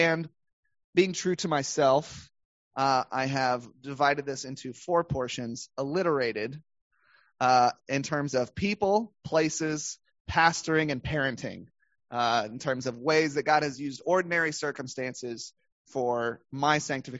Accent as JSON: {"language": "English", "region": "the Bible Belt", "country": "United States", "tie": "born or raised there", "said": "We, once again, growing up in the Bible Belt, growing up in a, I think it was an SBC church."}